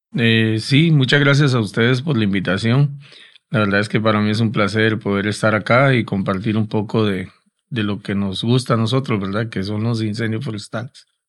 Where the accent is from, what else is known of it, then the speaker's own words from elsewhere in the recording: Costa Rica; Es devastador para nosotros, ¿verdad? Como costarricenses